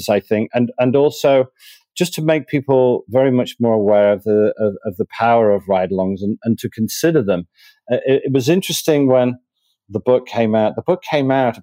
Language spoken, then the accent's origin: English; Manchester, North West England, United Kingdom; moved away as an adult; also born or lived in Spain; now in Miami, United States; Originally from Manchester, so lived most of my life there. I lived as a very young child in Spain